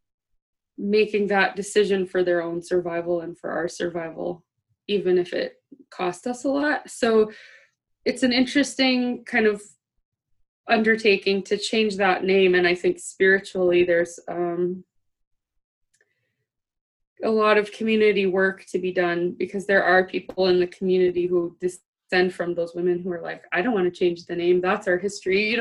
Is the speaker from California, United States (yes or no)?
no; Dillingham, Alaska, United States; I'm from Dillingham